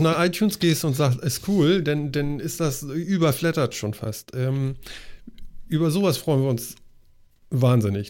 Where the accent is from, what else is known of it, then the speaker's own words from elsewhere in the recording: the North, Northern Germany, Germany; wir kommen hier aus dem Norden